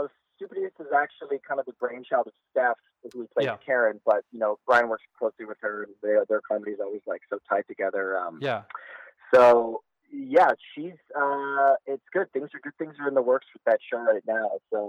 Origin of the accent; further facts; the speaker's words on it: Hong Kong; also born or lived in Vancouver, Canada; And I grew up in Hong Kong, between Hong Kong and Vancouver. So I'm actually Canadian.